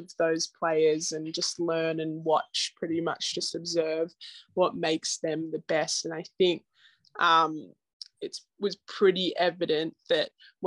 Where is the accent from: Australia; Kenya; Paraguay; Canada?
Australia; moved away as an adult; now in United States